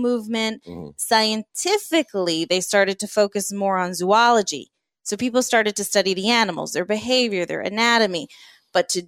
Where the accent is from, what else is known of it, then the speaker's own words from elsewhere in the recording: New Jersey, United States; I grew up in Jersey